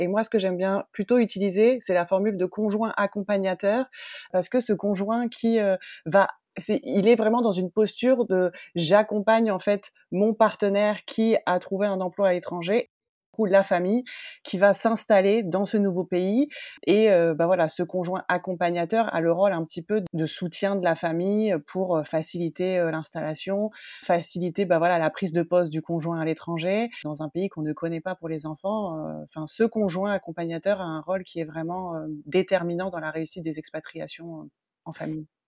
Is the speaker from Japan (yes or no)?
no; northern France, France; moved away as an adult; also born or lived in United States / Australia; je suis originaire du nord de la France